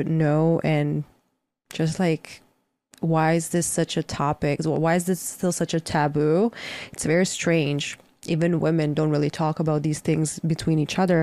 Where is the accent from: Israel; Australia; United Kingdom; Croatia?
Croatia; moved away; I'm currently in my home country, Croatia